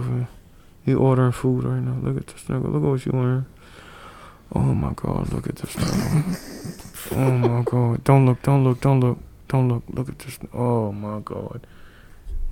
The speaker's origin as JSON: {"language": "English", "town": "New Orleans", "region": "Louisiana", "country": "United States", "tie": "born or raised there", "said": "I grew up in the East"}